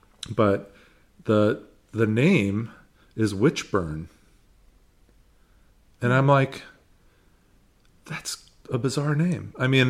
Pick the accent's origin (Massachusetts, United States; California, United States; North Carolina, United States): California, United States; San Francisco; I was born and raised in San Francisco.